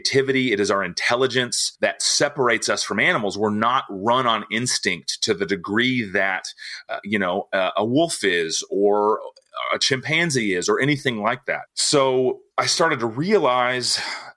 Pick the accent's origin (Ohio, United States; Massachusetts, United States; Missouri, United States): Missouri, United States; Nixa; born or raised there; also born or lived in Tulsa, Oklahoma